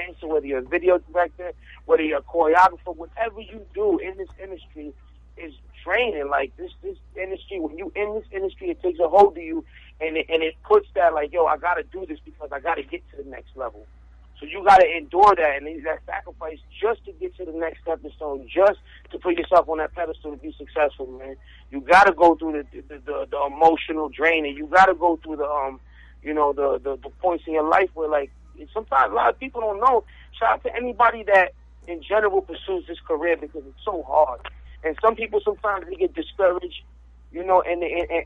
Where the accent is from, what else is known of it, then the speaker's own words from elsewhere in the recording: New Jersey, United States; also born or lived in Miami, Florida; I was born in Miami, but I was raised in Jersey